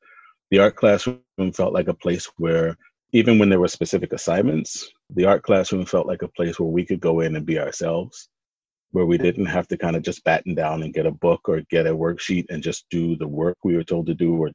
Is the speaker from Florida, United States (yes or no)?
no; Philadelphia, Pennsylvania, United States; I was raised in North Philly